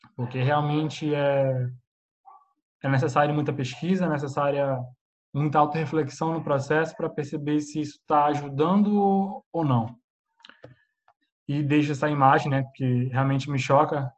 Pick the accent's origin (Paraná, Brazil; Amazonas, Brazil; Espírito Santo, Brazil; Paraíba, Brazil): Amazonas, Brazil; Manaus; also born or lived in Spain; now in Portugal; sou de Manaus